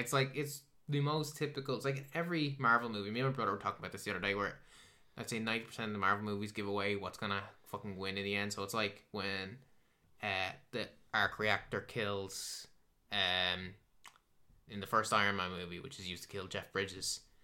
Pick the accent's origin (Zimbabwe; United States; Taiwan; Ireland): Ireland; I'm Irish